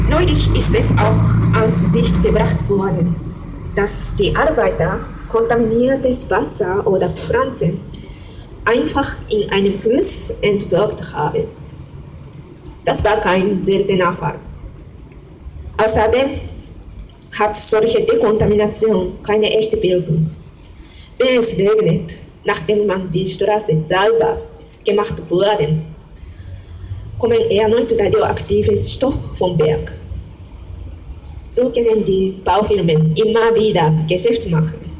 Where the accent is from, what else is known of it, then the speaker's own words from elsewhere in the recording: Japan; German is a second language; moved away; ich habe einen Brief an meinem Heimat oder meinem Landesleute geschrieben. Liebe Leute in meinem Heimatland